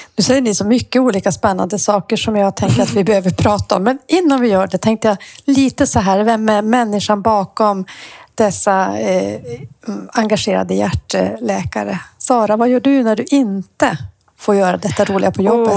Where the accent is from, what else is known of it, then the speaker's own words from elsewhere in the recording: Luleå, Norrbotten County, Sweden; jag är Luleåbo